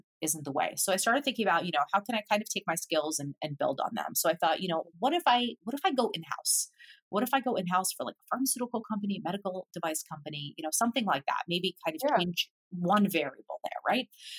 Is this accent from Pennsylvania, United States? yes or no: yes; Philadelphia, Pennsylvania, United States; moved away as an adult; now in Boston, United States; I had always lived in Philadelphia. Like I grew up in Philadelphia